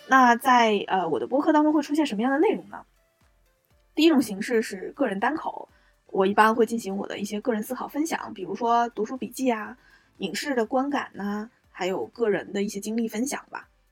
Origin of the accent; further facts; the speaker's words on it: a small city in Northeast China, China; moved away as an adult; now in Shanghai, China; 我是一个东北小城长大的女生，去了大西北上大学，目前呢又来到了华东，在魔都工作和生活